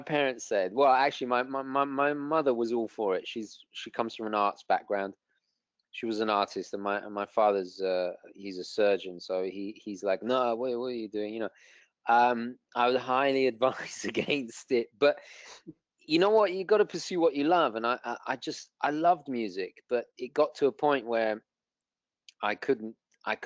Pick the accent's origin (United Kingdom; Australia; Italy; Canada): United Kingdom; now in United States